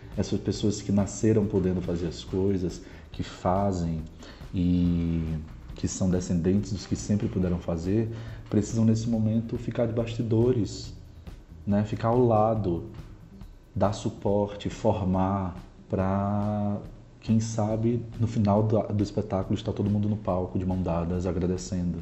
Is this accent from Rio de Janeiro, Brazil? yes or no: no; Natal, Rio Grande do Norte, Brazil; moved away as an adult; now in São Paulo, Brazil; sou do Rio Grande do Norte